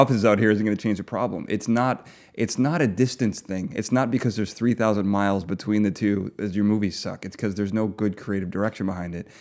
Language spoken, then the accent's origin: English; Chicago, Illinois, United States; I grew up with them. I grew up in Chicago